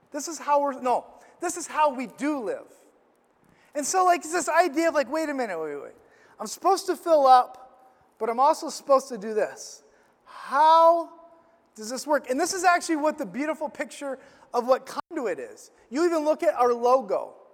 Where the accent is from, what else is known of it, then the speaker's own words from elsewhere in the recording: Illinois, United States; we went to this camp growing up in Illinois